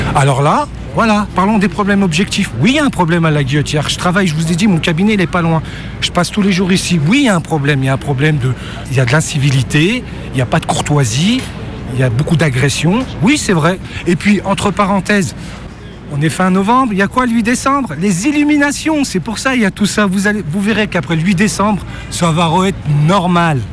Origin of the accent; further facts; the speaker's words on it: France; je suis né dans ce pays, je suis né à l'Hôtel Dieu en 1971